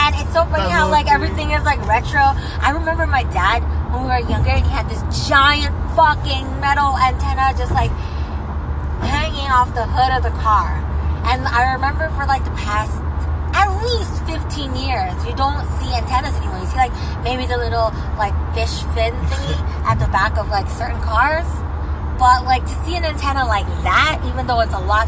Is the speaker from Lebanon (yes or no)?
no; Philippines; I'm Filipino